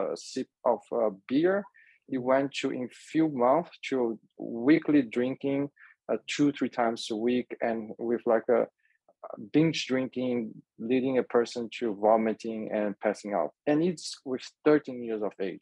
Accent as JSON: {"language": "English", "country": "Brazil", "tie": "born or raised there", "said": "the environment I grew up in Brazil"}